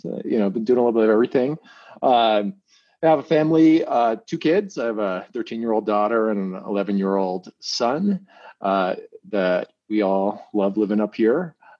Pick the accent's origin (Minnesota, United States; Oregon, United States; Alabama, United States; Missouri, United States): Minnesota, United States; Minneapolis–Saint Paul; also born or lived in Bay Area, California; now in Incline Village, United States; I grew up in Minnesota, which will be relevant to our conversation. Grew up in the Twin Cities.